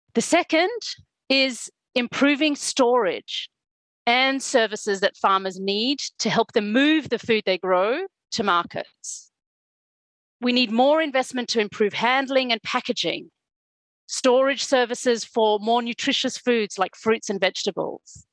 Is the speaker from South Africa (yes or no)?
yes; South Africa; I was born and I grew up in South Africa during the apartheid regime